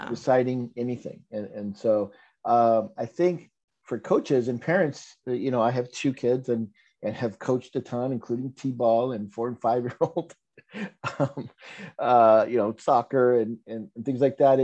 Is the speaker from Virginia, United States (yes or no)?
no; Los Angeles, California, United States; I'm Chicano, I grew up in Los Angeles